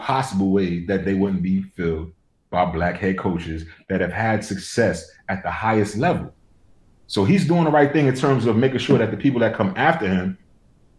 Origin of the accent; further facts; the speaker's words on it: New York, United States; I'm from New York